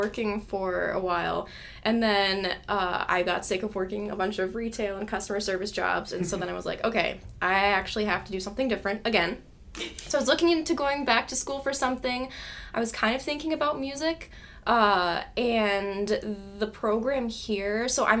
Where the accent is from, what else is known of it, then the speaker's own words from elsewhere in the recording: St. Paul, Minnesota, United States; now in Mankato, United States; I'm from the Twin Cities, specifically St. Paul.